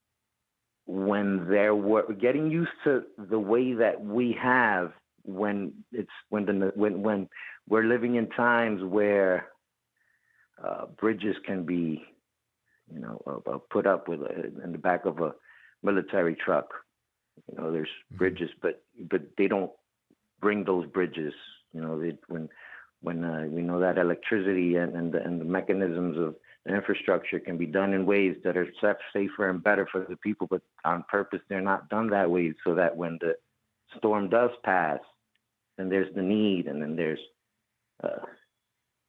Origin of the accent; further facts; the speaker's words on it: Puerto Rico; also born or lived in Bronx, New York; I reside in Puerto Rico. I have family. My family is all there. I have family also in the Bronx and New York and all over the United States. But I was born in Puerto Rico